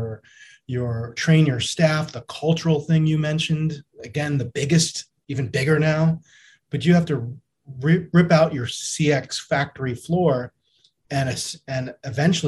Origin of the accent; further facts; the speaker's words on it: New York, United States; growing up as a New Yorker